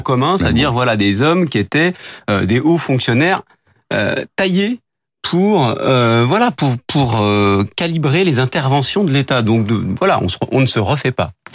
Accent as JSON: {"language": "French", "country": "France", "said": "chez nous en France"}